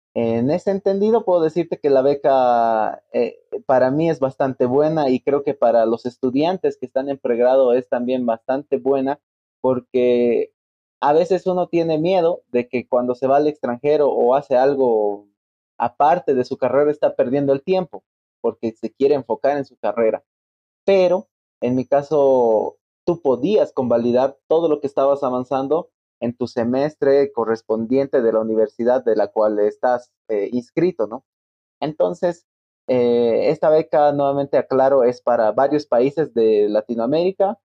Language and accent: Spanish; La Paz, Bolivia; also born or lived in Santa Maria, Brazil